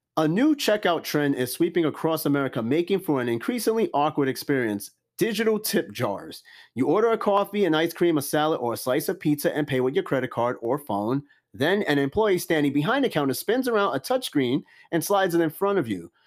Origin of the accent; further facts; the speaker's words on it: New York City, New York, United States; I'm from Brooklyn too.